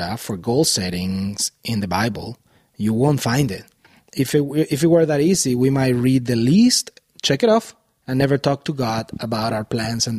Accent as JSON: {"language": "English", "country": "Venezuela", "tie": "born or raised there", "also_born_or_lived": "Miami, Florida, United States", "moved": "as an adult", "lives_now": "Boulder Valley, Colorado, United States", "said": "I was born and raised in Venezuela until I was 21 years old. Then as a family, we moved to Miami, Florida in the United States"}